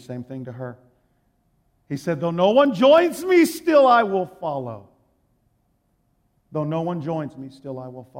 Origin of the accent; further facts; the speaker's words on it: Texas, United States; I'm from Texas